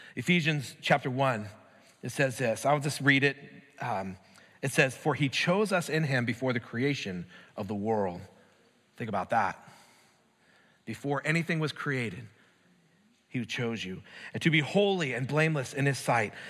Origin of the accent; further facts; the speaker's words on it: United States; I'm an American